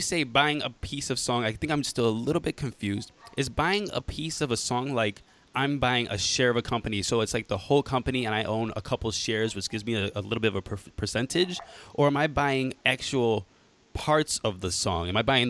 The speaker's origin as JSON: {"language": "English", "town": "Cleveland", "region": "Ohio", "country": "United States", "tie": "born or raised there"}